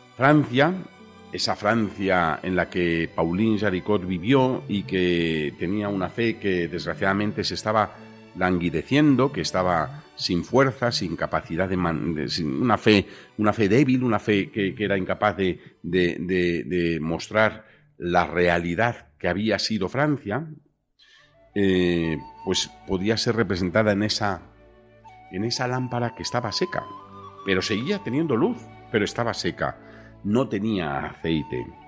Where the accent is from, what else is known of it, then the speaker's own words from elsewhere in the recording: Spain; nosotros somos de España